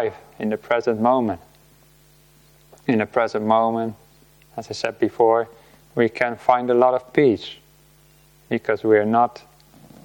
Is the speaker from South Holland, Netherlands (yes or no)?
yes; Rotterdam, South Holland, Netherlands; moved away; also born or lived in Delft; I grew up in the Netherlands, and I lived in the city of Rotterdam most of my life